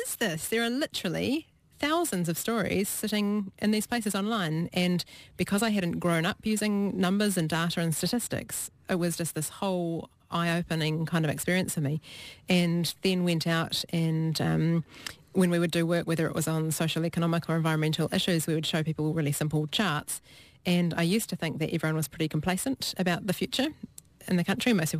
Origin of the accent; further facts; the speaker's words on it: Hawke's Bay, New Zealand; I grew up in Hawke's Bay where we had quite a few frosts in winter, and I just thought that was a normal part of growing up in New Zealand.